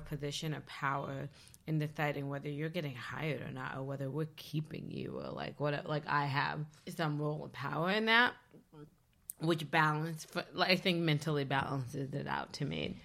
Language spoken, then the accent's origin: English; Leesburg, Virginia, United States; Leesburg, Virginia. So I'm from Northern Virginia, but, like, the southernmost tip of Northern Virginia